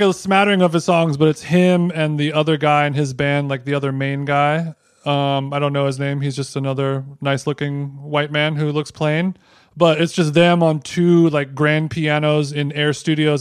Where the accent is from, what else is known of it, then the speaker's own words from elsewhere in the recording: Huntington Beach, California, United States; my hometown of Huntington Beach, California